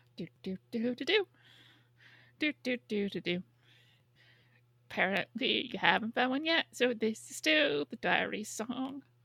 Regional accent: New York, United States; my hometown

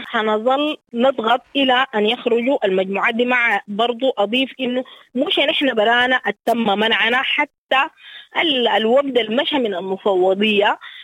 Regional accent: Sudan; لنا كسودانيين

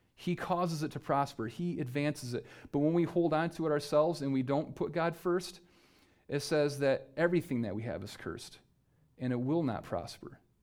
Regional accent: United States; just by being an American citizen

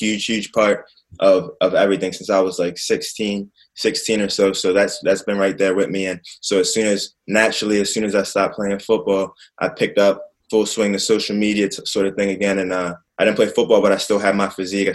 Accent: Baltimore, Maryland, United States; I'm from Baltimore, Maryland

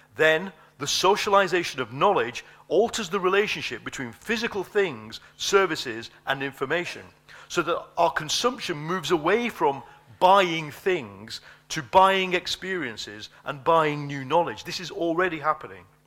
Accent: United Kingdom; my country

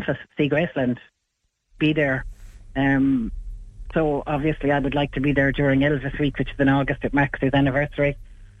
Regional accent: Ireland; I'm from Ireland

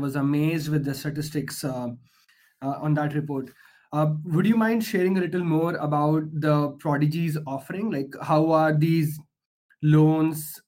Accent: India; moved away; growing up in India

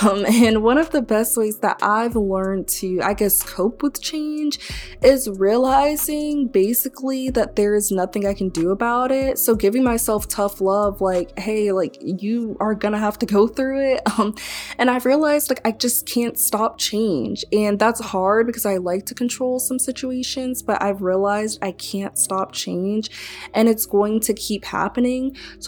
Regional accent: Tallahassee, Florida, United States; also born or lived in Mississippi / Maryland / Texas / Crestview, Florida; now in Gainesville, United States; But I was born in Mississippi, and then we moved to Maryland, then we moved to Crestview, Florida, then we moved to Texas, and then we moved to Tallahassee, Florida. And now, being in college, I've also lived in, and currently, you know, live in Gainesville, Florida.

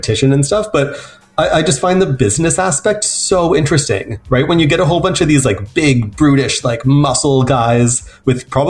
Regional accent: Nanaimo, British Columbia, Canada; I grew up in Nanaimo, which is not a small town, but it's a small city

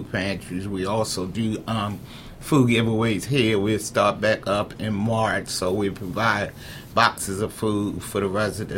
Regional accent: Baltimore, Maryland, United States; also born or lived in Eastern Shore, Maryland / Irvington, Baltimore; I was raised up in East Baltimore. I spent a lot of my younger years in the Eastern Shore.

